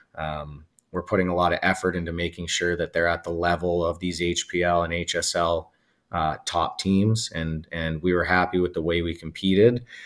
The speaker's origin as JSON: {"language": "English", "region": "Alberta", "country": "Canada", "also_born_or_lived": "Whitby, Ontario", "moved": "yes", "lives_now": "Ontario, Canada", "said": "I'm also from Alberta"}